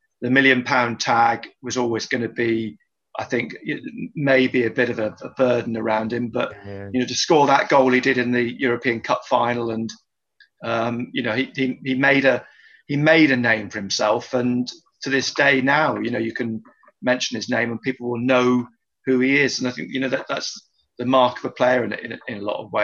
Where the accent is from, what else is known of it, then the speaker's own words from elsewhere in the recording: Exeter, South West England, United Kingdom; moved away; also born or lived in Wanstead, East London; I'm from Exeter originally